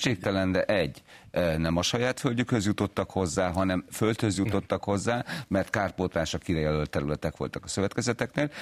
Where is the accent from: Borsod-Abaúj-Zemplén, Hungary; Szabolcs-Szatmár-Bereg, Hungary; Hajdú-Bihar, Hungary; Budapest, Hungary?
Borsod-Abaúj-Zemplén, Hungary; Miskolc; én Miskolciként láttam ezt